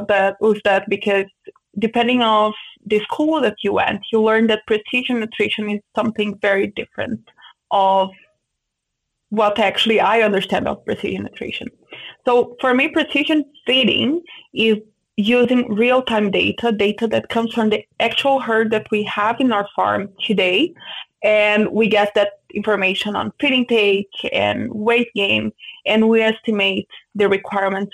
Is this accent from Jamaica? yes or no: no; Brazil; moved away as an adult; also born or lived in Santa Maria, Brazil / São Paulo, Brazil; now in Canada; I grew up in a pig farm, in a very small farm